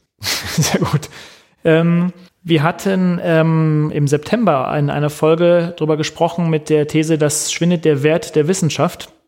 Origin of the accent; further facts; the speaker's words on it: Germany; bei uns in Deutschland